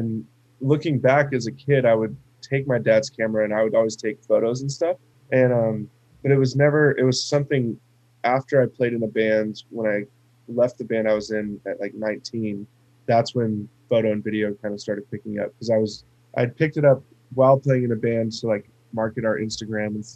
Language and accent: English; Arizona, United States; moved away as an adult; I grew up born and raised in Arizona, and lived there my whole life, literally up until about a month ago